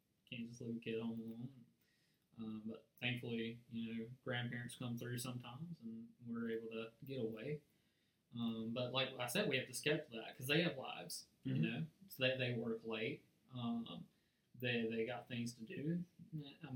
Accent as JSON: {"language": "English", "country": "United States", "accent": "country", "said": "my country accent"}